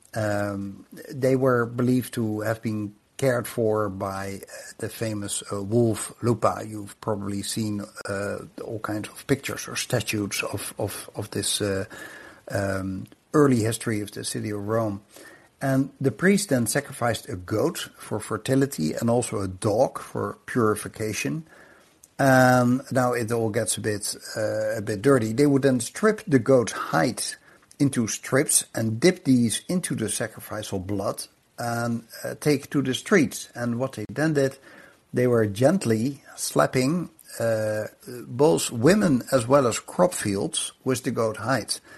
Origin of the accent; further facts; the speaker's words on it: Netherlands; I grew up in the Netherlands